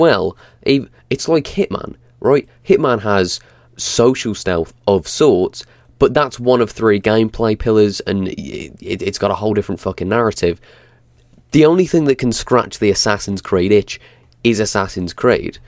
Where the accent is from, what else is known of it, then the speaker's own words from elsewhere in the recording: England, United Kingdom; as an Englishman